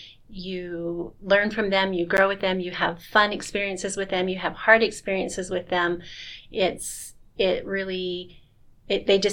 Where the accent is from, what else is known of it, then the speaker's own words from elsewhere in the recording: Nampa, Idaho, United States; I grew up here in Nampa.